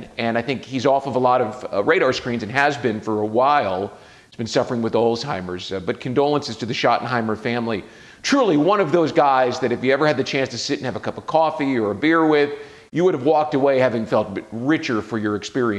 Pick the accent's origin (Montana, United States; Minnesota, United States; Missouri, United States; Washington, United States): Missouri, United States; Kansas City; I grew up in Kansas City.